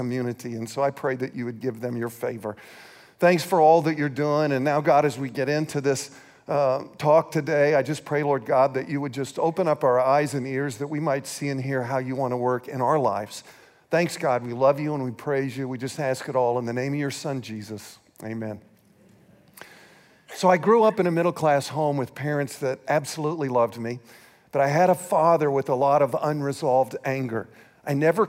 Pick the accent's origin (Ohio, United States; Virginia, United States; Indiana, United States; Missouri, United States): Missouri, United States; St. Joseph; moved away; We were born and raised in St. Joseph, Missouri.